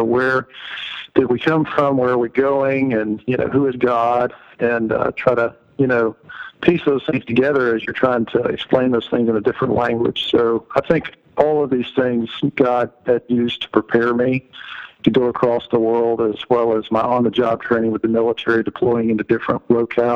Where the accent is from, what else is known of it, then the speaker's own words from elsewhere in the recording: Georgia, United States; moved away; I am originally from Georgia, went to the University of Georgia